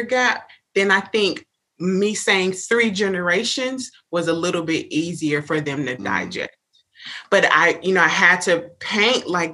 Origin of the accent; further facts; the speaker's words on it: Miami, Florida, United States; now in Tallahassee, United States; grew up in Miami